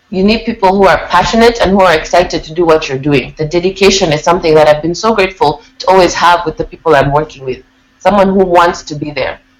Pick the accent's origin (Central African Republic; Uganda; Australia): Uganda; also born or lived in England; Growing up in Uganda and England, the contrast is so stark and I've been aware of that my whole life